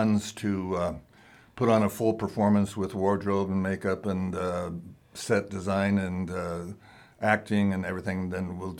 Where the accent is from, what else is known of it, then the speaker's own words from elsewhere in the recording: Coeur d'Alene, Idaho, United States; also born or lived in Texas / Los Angeles; when I grew up in Coeur d'Alene, I went to all 12 years of school here